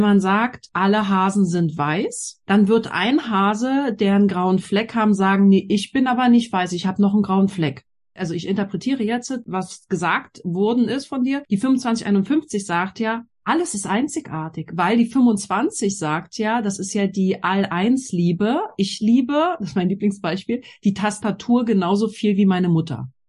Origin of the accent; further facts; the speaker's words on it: Berlin, Germany; Also ich bin ja in Berlin groß geworden und ich hatte auch das Glück, dass wir in der Schule coole Sachen machen durften